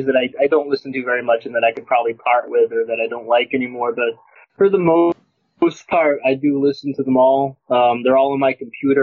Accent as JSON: {"language": "English", "town": "Lunenburg", "region": "Massachusetts", "country": "United States", "tie": "born or raised there", "said": "I grew up in Lunenburg, Massachusetts"}